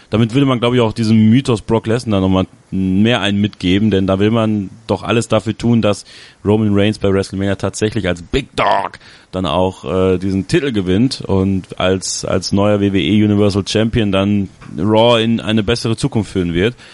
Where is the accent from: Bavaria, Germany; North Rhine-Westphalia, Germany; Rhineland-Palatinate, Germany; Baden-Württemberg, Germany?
North Rhine-Westphalia, Germany; Borken; Und ich werde am Freitag bei WXW sein, in Borken, in meiner Heimatstadt.